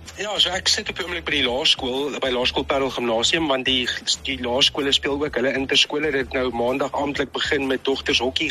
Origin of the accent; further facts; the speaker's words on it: Newcastle, KwaZulu-Natal, South Africa; Ek ek kom van Newcastle af, van Noord-KwaZulu-Natal.